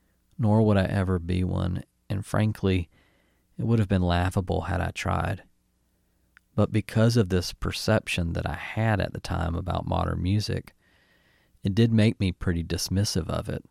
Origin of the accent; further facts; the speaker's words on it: Newnan, Georgia, United States; my hometown of Noonan, Georgia